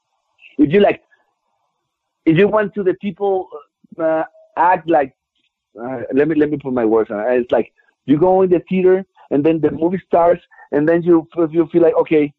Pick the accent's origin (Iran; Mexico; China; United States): Mexico; Durango; I was born back in Durango, Mexico